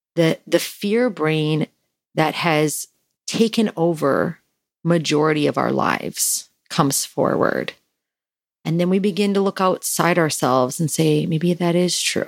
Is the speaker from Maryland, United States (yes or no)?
no; Wisconsin, United States; now in California, United States; I'm from Wisconsin